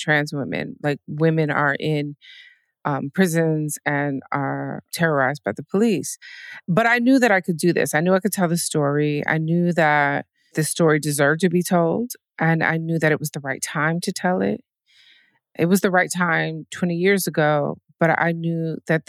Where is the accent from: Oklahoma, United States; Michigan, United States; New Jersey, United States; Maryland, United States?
Michigan, United States; Detroit; moved away; I'm from the Midwest. I'm from Detroit.